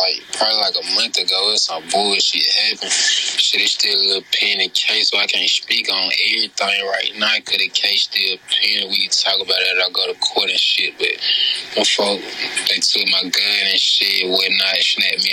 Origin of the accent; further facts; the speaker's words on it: Mosses, Alabama, United States; I come from Mosses